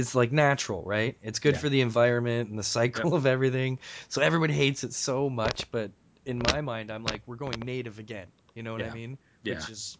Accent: St. Catharines, Ontario, Canada; also born or lived in Clarkson, Mississauga; now in Mississauga, Canada; I grew up in St. Catharines. So I moved to Clarkson when I was like 9 or 10.

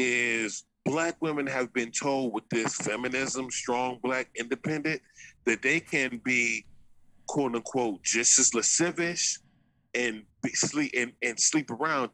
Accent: Los Angeles, California, United States; moved away as an adult; now in San Diego, United States; I'm from Venice

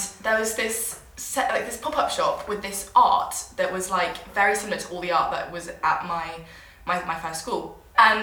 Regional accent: Berkshire, South East England, United Kingdom; I was born in Berkshire, which is where my dad has his farm.

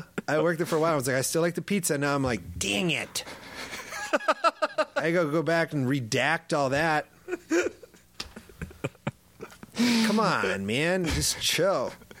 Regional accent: Midwest, United States; I'm like a 12 pack because I'm from the Midwest.

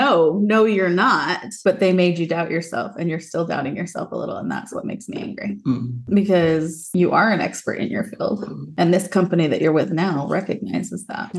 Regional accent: Utah, United States; moved away as an adult; now in southeastern United States; growing up in Utah

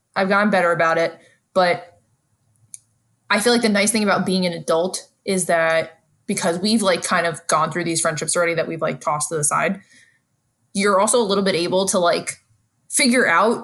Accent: New York City, New York, United States; my foundation as a New Yorker has helped me be good at reading people

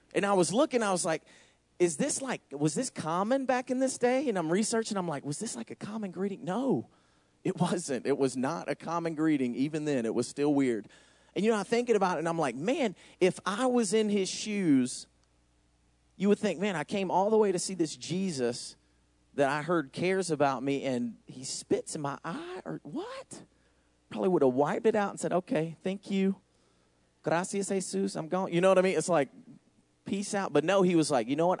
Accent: the middle of Georgia, United States; moved away as an adult; now in Racine, United States; As you can tell by my accent, I'm not from here. I'm from Racine. I'm just not from Racine. I'm from Georgia, actually. So me and Noel took a big move all the way from Georgia, the middle of Georgia, all the way up to Wisconsin

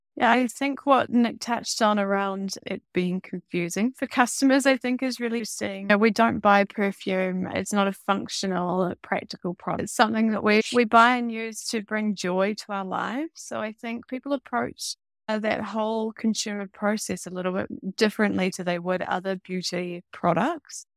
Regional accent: New Zealand; also born or lived in Amsterdam, Netherlands; me being a New Zealander, starting the business in Amsterdam

